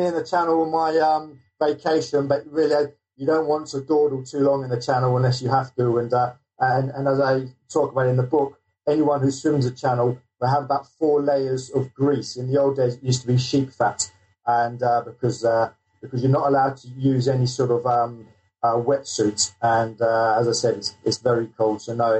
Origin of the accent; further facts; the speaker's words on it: South East England, United Kingdom; also born or lived in London; I'm actually coming from London, England, and I grew up in the south of England.